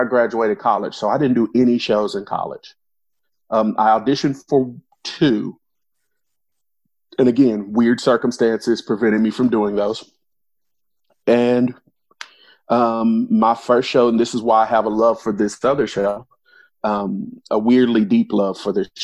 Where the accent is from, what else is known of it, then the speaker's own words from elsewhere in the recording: Arkansas, United States; now in Louisville, United States; I'm not originally from Louisville, or I don't know if we're announcing where we're from, but not originally from the area. I'm originally from Arkansas